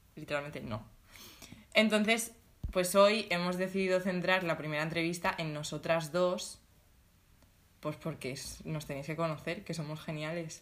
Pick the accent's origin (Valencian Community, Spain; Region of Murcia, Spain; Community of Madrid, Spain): Valencian Community, Spain; Alicante; now in Valencia, Spain; Somos de Alicante